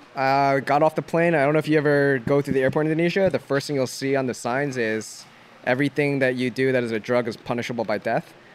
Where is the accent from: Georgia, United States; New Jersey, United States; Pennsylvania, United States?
New Jersey, United States; I'm from Jersey